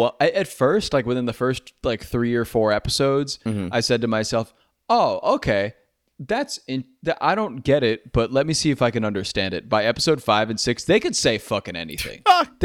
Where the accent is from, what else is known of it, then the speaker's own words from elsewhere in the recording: San Francisco, California, United States; I'm from San Francisco.